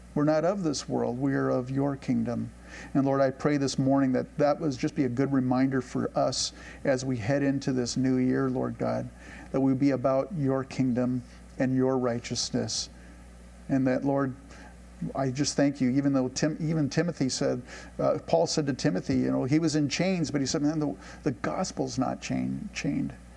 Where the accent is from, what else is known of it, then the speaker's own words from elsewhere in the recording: United States; I don't want to try to sound smug as an American